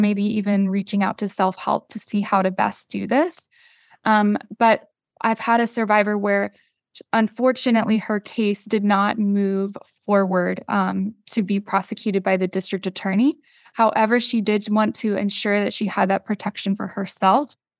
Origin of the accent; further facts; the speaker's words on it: North Carolina, United States; I'm from North Carolina